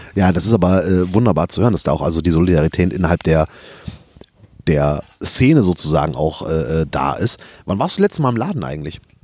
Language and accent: German; Rhineland, Germany; ich bin Rheinländer